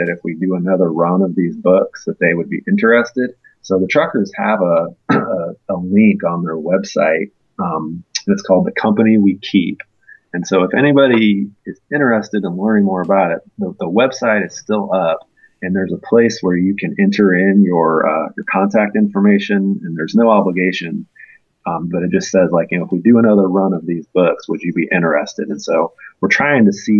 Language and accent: English; Indiana, United States; moved away as an adult; now in Athens, United States; I'm originally from Indiana